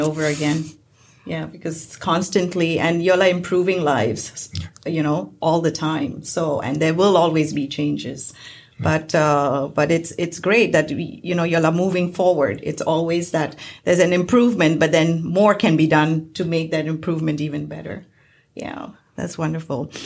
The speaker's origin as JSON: {"language": "English", "town": "Mumbai", "region": "Maharashtra", "country": "India", "moved": "yes", "lives_now": "United States", "said": "I'm from India, I'm from Bombay"}